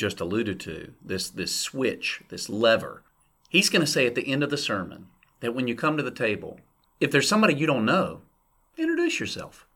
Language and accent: English; the South, United States; where I grew up in the Southern Baptist Church in the South